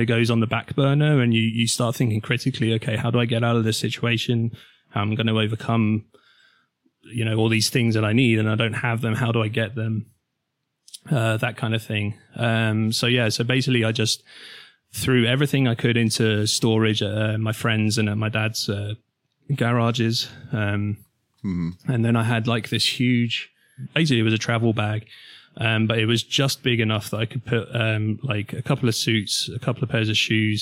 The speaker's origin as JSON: {"language": "English", "town": "Milton Keynes", "region": "South East England", "country": "United Kingdom", "tie": "born or raised there", "said": "my hometown, Milton Keynes"}